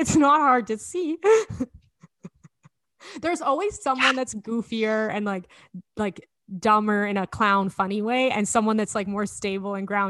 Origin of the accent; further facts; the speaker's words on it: Edmonton, Alberta, Canada; accent: Alberta; moved away as an adult; also born or lived in Toronto; I think my Alberta accent's gotten heavier since moving home.